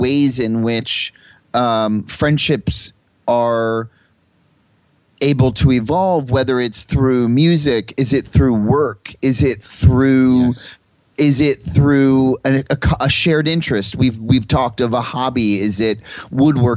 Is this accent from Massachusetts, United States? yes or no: no; New Jersey, United States; I grew up in another small town in New Jersey